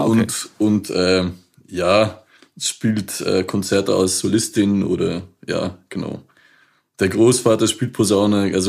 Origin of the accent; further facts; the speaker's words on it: Belgium; accent: Flemish; German is a second language; moved away; also born or lived in Liège; Ähm, ich komme eigentlich äh, ursprünglich aus Belgien, das heißt mit dem Akzent könnte man das vielleicht auch flämisch nennen, äh, was man da hört, wenn ich Deutsch rede.